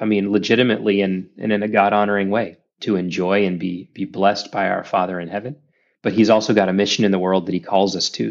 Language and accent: English; Dallas, Texas, United States; moved away as an adult; also born or lived in Saudi Arabia; now in Orlando, United States; I grew up in North Dallas in a great Christian home